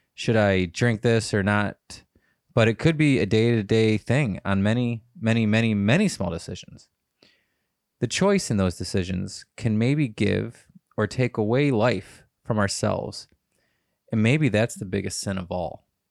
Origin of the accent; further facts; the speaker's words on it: United States; I'm an American in a different country